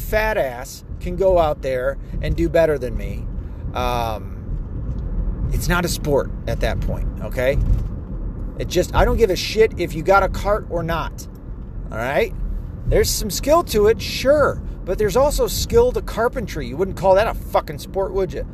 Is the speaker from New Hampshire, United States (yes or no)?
no; Tennessee, United States; now in Michigan, United States; I'm from Tennessee, where NASCAR culture is pretty big down there.